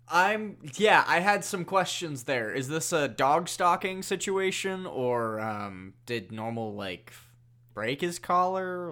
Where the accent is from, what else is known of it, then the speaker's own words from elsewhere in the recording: Ireland; I say that as an Irish person